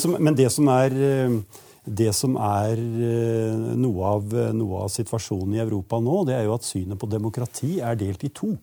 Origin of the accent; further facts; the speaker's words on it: a rural village in Eastern Norway, Norway; disse østlandsbygdene, sånn som den jeg kommer fra